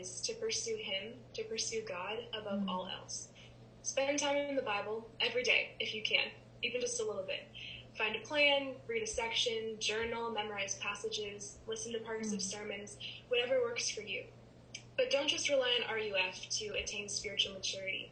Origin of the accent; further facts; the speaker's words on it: Wisconsin, United States; moved away as an adult; also born or lived in Lexington; I am from Wisconsin, that's where I am now